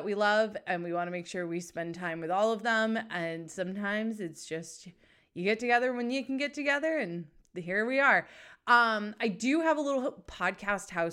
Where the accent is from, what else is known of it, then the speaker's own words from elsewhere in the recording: New England, United States; also born or lived in Southern California; So I grew up in New England and I spent the majority of my time up here